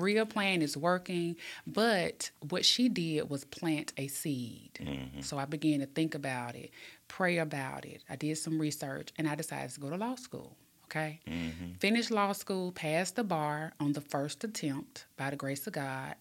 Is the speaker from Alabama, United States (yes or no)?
yes; Birmingham, Alabama, United States; born and raised in Pratt City